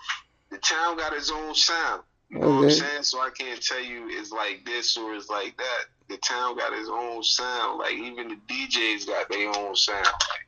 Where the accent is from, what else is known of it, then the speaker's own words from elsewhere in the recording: Syracuse, New York, United States; Syracuse, New York, 315, upstate.